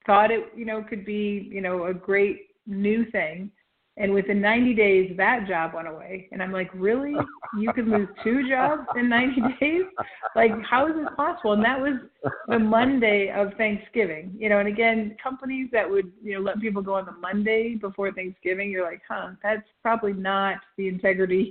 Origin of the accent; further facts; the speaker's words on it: Nebraska, United States; I'm from Nebraska, so like 300 above sea level